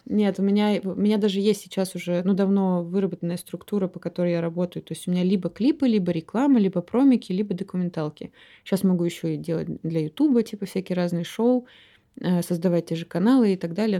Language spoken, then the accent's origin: Russian; Omsk, Omsk Oblast, Russia; moved away as an adult; now in Moscow, Russia; Я из Омска. Приехала я в Москву 10 лет назад э, поступать. Вот до 18 лет я жила